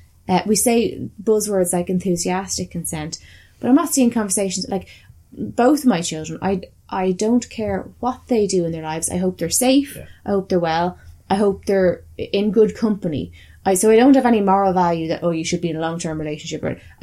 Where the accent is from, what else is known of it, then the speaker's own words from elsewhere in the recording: Ireland; bearing in mind we come from Ireland and we have similar views in terms of, like, the fucking Catholic shit that we had.